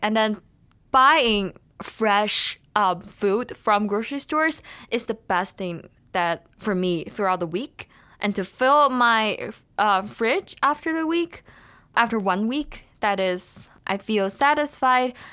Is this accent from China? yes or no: yes; China; now in Thunder Bay, Canada; I come from China